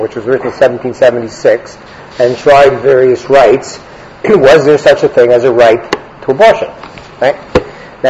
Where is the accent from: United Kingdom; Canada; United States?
Canada; I'm a Canadian, but I am a lawyer by background